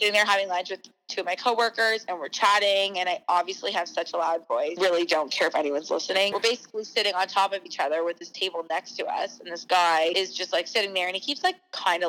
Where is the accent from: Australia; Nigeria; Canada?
Canada; Toronto, Ontario; now in Los Angeles, United States; that's where I grew up